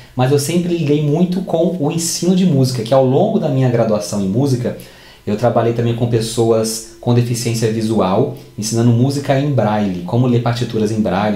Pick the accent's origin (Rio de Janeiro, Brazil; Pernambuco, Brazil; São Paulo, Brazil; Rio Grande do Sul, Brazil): Rio de Janeiro, Brazil; Barra Mansa; moved away as an adult; now in Campinas, Brazil; eu sou de Barra Mansa, Rio de Janeiro.